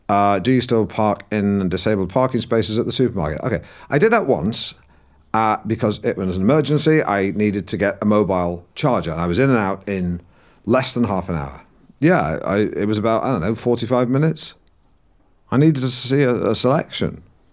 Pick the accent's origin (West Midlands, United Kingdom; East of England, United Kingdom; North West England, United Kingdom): East of England, United Kingdom; Norwich; accent: Norwich; So don't talk to me about dropping the Norwich accent. You don't know the first fucking thing about the Norwich accent, do you, huh?